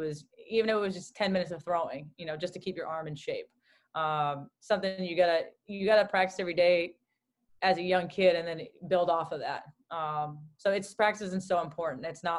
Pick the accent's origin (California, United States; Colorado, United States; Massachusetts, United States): Massachusetts, United States; Newton; growing up in Newton, Massachusetts. My dad just wanted to get me out of the house when the weather was nice